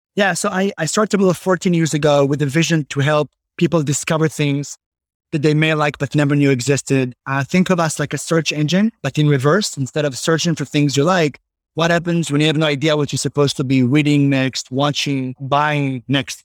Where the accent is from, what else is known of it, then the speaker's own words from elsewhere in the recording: Israel; moved away as an adult; now in Tenafly, United States; growing up in Israel